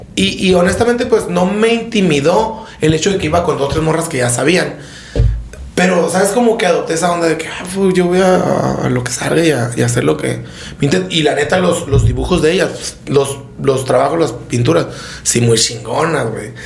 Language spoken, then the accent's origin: Spanish; Sonora, Mexico; soy de Sonora